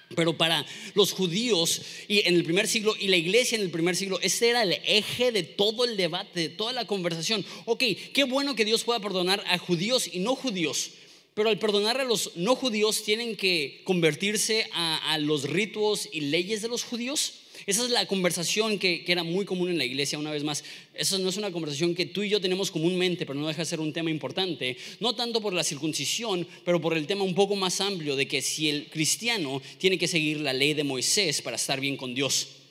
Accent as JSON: {"language": "Spanish", "country": "Mexico", "said": "siendo mexicanos"}